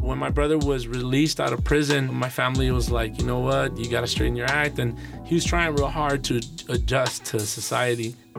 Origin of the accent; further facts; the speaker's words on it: Los Angeles, California, United States; I grew up in Northeast Los Angeles